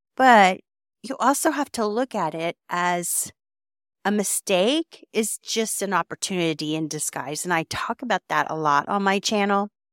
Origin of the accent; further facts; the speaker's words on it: Texas, United States; I am from Texas